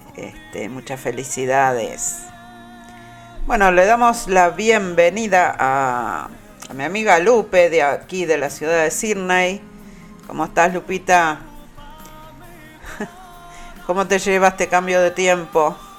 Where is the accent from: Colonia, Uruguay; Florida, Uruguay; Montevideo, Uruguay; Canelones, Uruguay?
Montevideo, Uruguay; also born or lived in Belvedere, Montevideo; Nací en Belvedere, pero bueno, después me crié ahí, en, en Pedro Celestino Bausá, dos cuadras del cementerio de la Teja para abajo